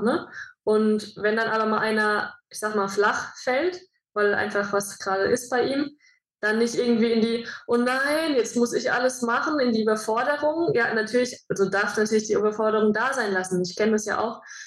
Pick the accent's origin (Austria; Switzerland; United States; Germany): Germany; moved away as an adult; ich bin in Deutschland geboren